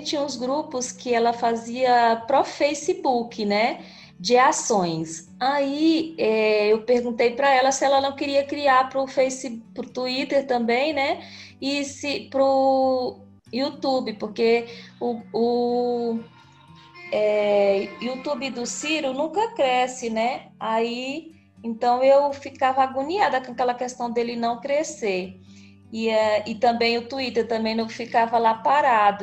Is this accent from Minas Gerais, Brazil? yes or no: no; interior of Tocantins, Brazil; now in Palmas, Brazil; Moro em Palmas, Tocantins, mas sou do interior do Tocantins. Ah, povoado, nasci num povoadozinho